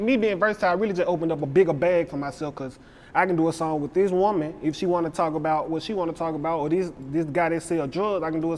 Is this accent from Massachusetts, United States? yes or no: no; Memphis, Tennessee, United States; also born or lived in Frayser, Memphis / Raleigh, Memphis; I went to Treadwell, I'm from Mitchell Heights. Moved to Fraser, we moved to Raleigh, but I'm originally from Mitchell Heights